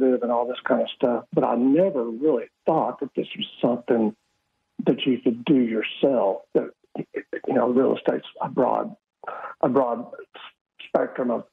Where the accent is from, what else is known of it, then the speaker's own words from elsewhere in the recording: Fort Worth, Texas, United States; moved away as an adult; now in Caribbean; I grew up in Fort Worth, in inner city schools for the most part.